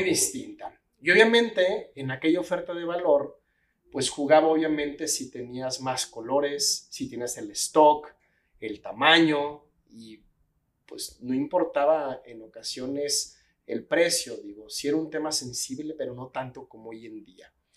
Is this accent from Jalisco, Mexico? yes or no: yes; Guadalajara, Jalisco, Mexico; nací aquí en Guadalajara